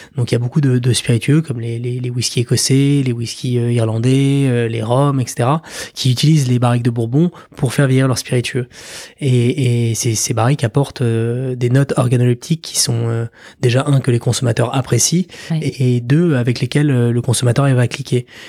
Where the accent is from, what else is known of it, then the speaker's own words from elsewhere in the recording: Paris, Île-de-France, France; moved away as an adult; also born or lived in New York; now in Normandy, France; j'ai grandi à Paris, euh, été à l'école à Paris, passé mon bac à Paris